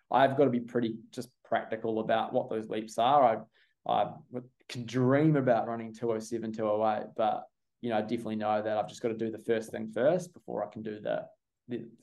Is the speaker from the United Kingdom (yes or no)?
no; New Zealand; now in Australia; I think my allegiance is definitely I'm a I'm a Kiwi